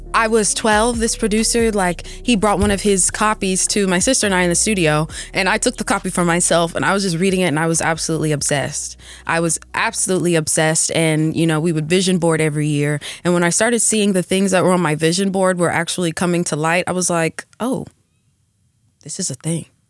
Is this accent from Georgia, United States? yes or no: yes; Atlanta, Georgia, United States; now in Los Angeles, United States; I grew up in Atlanta